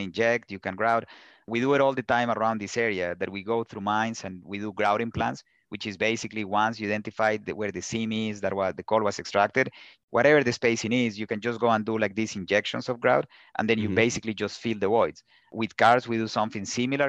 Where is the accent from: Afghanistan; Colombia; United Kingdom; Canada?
Colombia; English is a second language; moved away; also born or lived in Pittsburgh; I grew up in Colombia